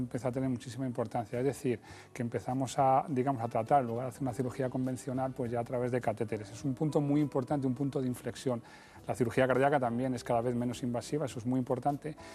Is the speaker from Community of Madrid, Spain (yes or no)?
yes; Madrid, Community of Madrid, Spain; Yo soy de Madrid.